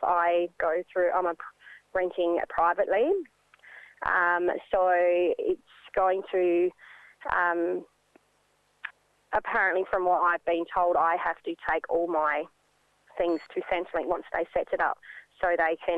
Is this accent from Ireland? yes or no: no; Ceduna, South Australia, Australia; I'm a young Aboriginal mother born and raised in Ceduna.